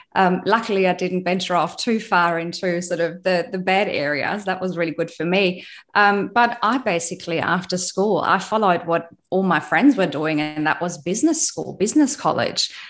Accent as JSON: {"language": "English", "region": "West Germany", "country": "Germany", "tie": "born or raised there", "moved": "as an adult", "lives_now": "Australia", "said": "I was born in East Germany"}